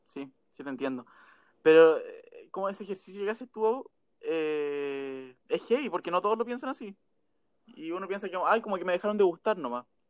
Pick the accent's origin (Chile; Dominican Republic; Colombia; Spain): Chile; Pomaire, Santiago Metropolitan Region; Soy de Pomaire y Santiago. Ahora más de Pomaire, en verdad, porque ya hace cuatro años vivía en Santiago, pero me devolví por coronavirus.